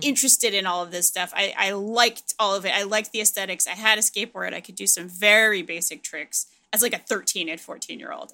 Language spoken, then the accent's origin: English; Providence, Rhode Island, United States; I grew up in Providence, Rhode Island